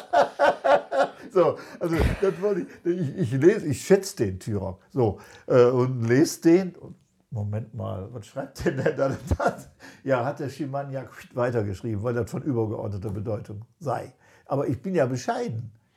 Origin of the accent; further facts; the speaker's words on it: Germany; wir als Deutsche